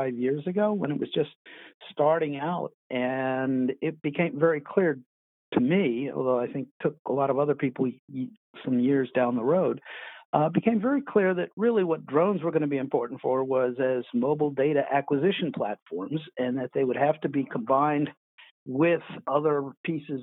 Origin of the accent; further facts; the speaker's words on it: Washington, District of Columbia, United States; I grew up pretty much in the Washington, D.C. area. I was born there.